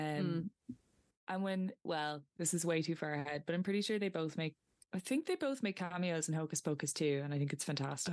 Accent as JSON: {"language": "English", "region": "County Meath", "country": "Ireland", "said": "I'm from Meath"}